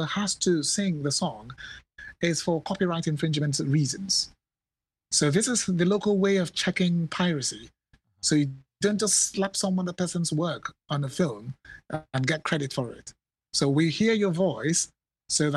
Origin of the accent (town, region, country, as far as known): Nigeria